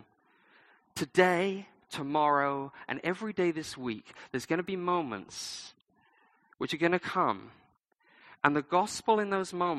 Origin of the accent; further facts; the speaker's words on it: United Kingdom; I'm British